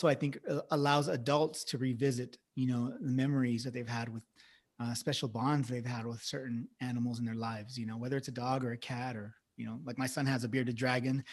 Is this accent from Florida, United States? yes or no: no; Central California, United States; when I was a young boy growing up in the Central California area